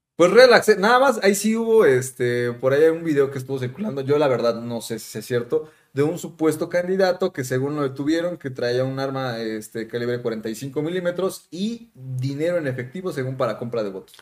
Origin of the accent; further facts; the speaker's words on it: Mexico; como mexicano